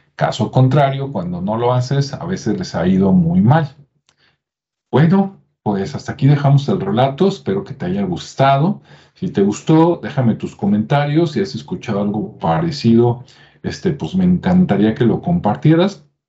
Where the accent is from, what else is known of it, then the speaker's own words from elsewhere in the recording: Mexico; los que somos de México